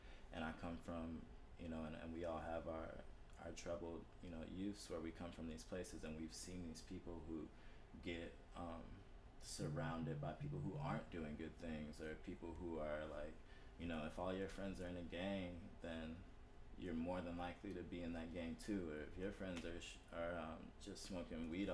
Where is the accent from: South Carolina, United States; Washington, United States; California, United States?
South Carolina, United States; Florence; moved away; stayed back in my hometown when I was trying to get out and go to college, or trying to, you know, leave Florence, South Carolina